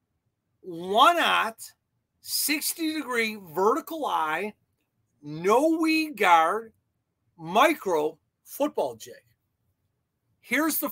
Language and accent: English; Chicago, Illinois, United States; I'm from Chicago